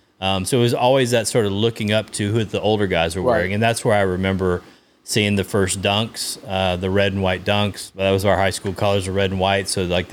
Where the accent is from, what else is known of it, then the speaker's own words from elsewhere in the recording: Brownsville, Texas, United States; I was in Brownsville, Texas.